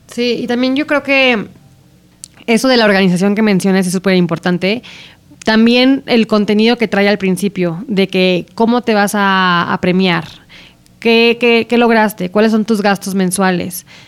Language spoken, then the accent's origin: Spanish; Aguascalientes, Mexico; moved away; las dos crecimos en Aguascalientes